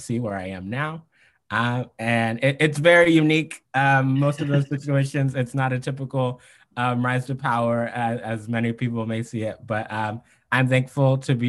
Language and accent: English; Maryland, United States; I'm from the great state of Maryland